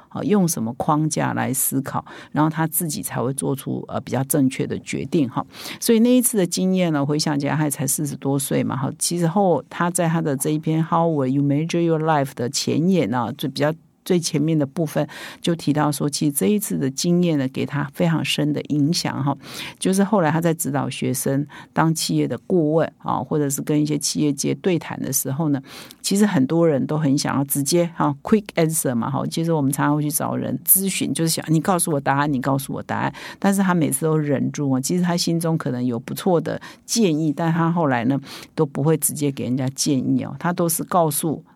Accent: Taiwan; 我们台湾人

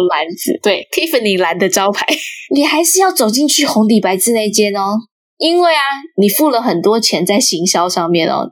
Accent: Chiayi, Chiayi City, Taiwan; 因为我是嘉义人，台湾嘉义

